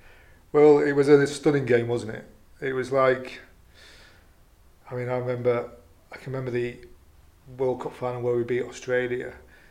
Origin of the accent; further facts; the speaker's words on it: Salford, North West England, United Kingdom; It's my hometown, that, Willie.